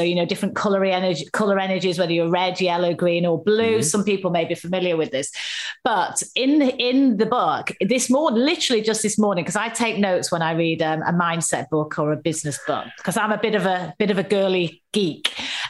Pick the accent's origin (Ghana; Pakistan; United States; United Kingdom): United Kingdom; the north of England; I'm a Northerner.